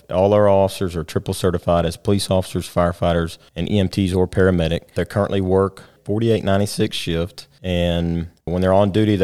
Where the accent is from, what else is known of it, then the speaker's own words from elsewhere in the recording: Rockwall, Texas, United States; I grew up here in Rockwall.